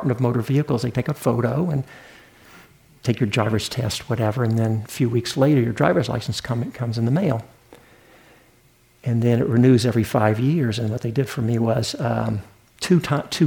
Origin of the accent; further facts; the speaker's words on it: the South, Southern United States, United States; accent: Southern; moved away; I didn't grow up in New England. I'm a Southern boy. Maybe you can hear that in my accent